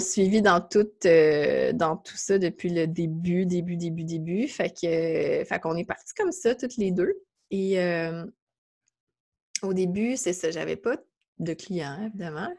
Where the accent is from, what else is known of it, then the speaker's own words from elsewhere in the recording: Mont-Saint-Hilaire, Quebec, Canada; je, suis de, je viens de Mont-Saint-Hilaire, ça la rive